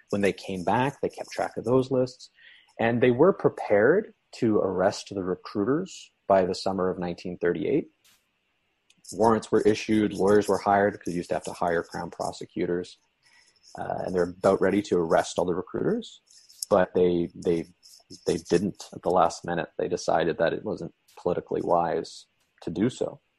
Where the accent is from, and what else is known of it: Canada